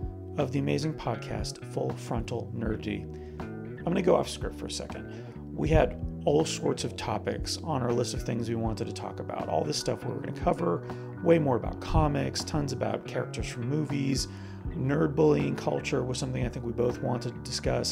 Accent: Canada; now in Orlando, United States; I'm Canadian

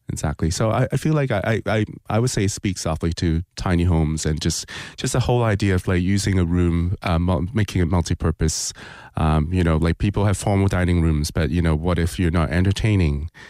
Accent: Hong Kong; also born or lived in Toronto, Canada; now in Winter Park, United States; growing up in Hong Kong

